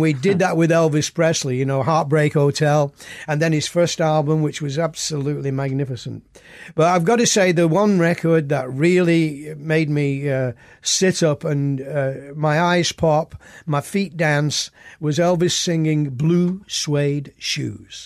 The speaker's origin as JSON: {"language": "English", "town": "Oldham", "region": "North West England", "country": "United Kingdom", "tie": "born or raised there"}